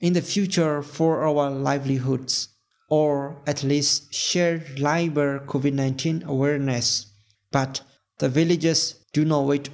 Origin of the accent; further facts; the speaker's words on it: Southern Shan State, Myanmar; I'm from Southern Xian State, Myanmar